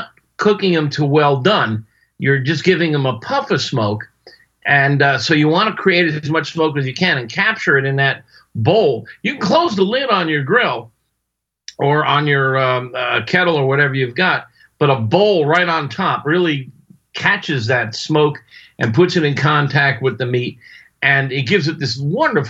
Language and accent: English; Florida, United States; I was raised in Florida on both coasts, on the Atlantic coast and the Gulf coast